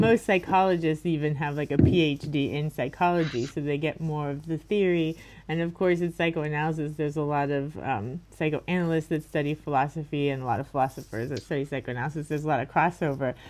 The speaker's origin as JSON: {"language": "English", "town": "Miami", "region": "Florida", "country": "United States", "tie": "born or raised there", "said": "I'm from Miami, like I said, and I just went to the schools in my area"}